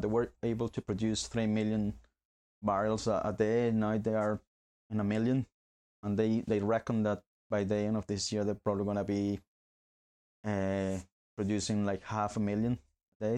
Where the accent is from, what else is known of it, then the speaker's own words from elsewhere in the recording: Barquisimeto, Lara, Venezuela; moved away as an adult; now in Northern Ireland, United Kingdom; I was born in Venezuela myself. Uh, been here in Northern Ireland for nearly nine years.